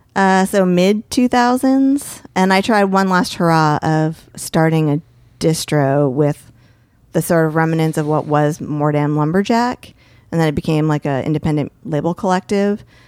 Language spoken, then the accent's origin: English; Bergen County, New Jersey, United States; moved away; also born or lived in Seattle / Hoboken; where I grew up in New Jersey is Bergen County